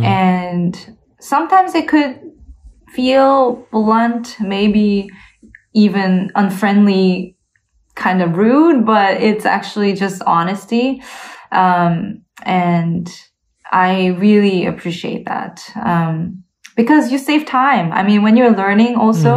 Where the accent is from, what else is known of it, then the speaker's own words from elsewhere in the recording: Canada; moved away as an adult; also born or lived in South Korea / United States / Leipzig, Germany; now in Berlin, Germany; I grew up in both in Korea and Canada, but, so, I grew up in a very small town in Canada